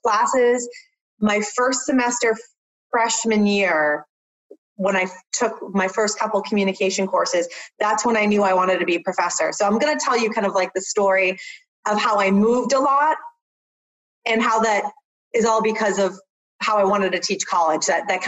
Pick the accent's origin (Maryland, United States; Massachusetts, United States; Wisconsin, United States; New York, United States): Massachusetts, United States; Medway; moved away as an adult; now in Florida, United States; I grew up actually in a small town called Medway, Massachusetts, a really small suburb of Boston